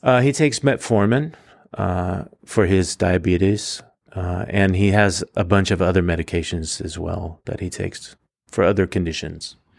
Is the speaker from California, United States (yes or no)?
yes; Fresno, California, United States; now in Reedley, United States; I was born and raised in Fresno